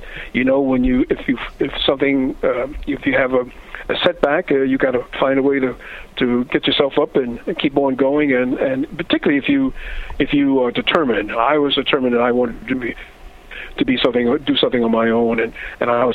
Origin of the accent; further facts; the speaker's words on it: New York, United States; also born or lived in Farmville, Virginia; I was born in New York